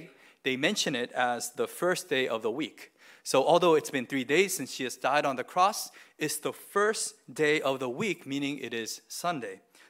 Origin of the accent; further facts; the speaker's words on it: Boston, Massachusetts, United States; So I was born near Boston, and so I always say my home city is Boston. And I follow all the teams in Boston.